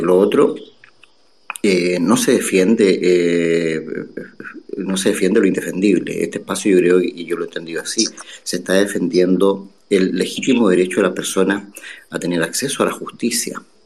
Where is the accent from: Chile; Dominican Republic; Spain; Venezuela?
Chile; Yo soy chileno.